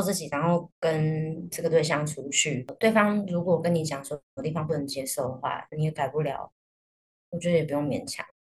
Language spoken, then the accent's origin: Chinese; Taiwan; 我们台湾人